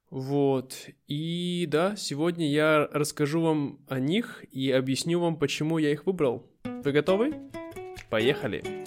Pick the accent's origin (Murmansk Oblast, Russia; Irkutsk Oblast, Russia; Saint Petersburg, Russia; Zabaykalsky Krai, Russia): Irkutsk Oblast, Russia; Irkutsk; moved away; переехать обратно в Россию, в мой родной город Иркутск